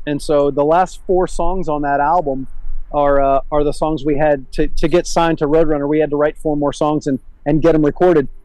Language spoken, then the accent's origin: English; Miami, Florida, United States; also born or lived in Brandon, Tampa, Florida; I was a 10 year old kid, 11 year old kid when we moved from Miami to Tampa